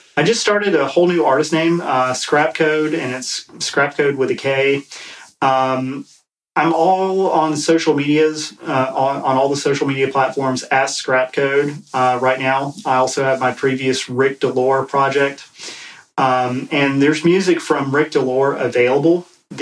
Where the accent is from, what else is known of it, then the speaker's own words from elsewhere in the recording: East Coast, United States; I'm from the East Coast